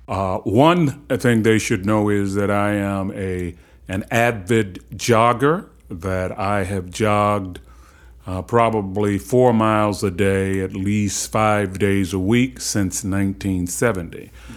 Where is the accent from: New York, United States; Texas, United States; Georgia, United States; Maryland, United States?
Maryland, United States; Baltimore; I grew up in Cherry Hill in the public housing project of Baltimore.